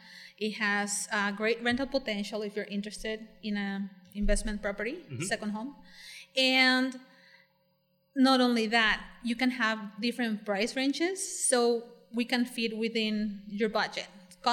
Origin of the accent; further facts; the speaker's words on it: La Paz, Baja California Sur, Mexico; now in Cabo San Lucas, Mexico; So, I was born in La Paz, and I was raised there. Then I came down to Cabo with my dad, who built a couple homes here, and that's how I ended up in Pedregal.